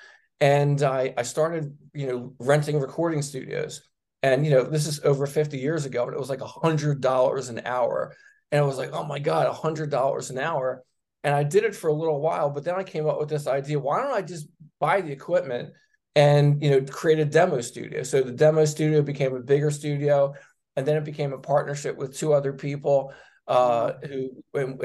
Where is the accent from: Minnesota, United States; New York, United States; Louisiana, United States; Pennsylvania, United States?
Pennsylvania, United States; Philadelphia; growing up in Northeast Philadelphia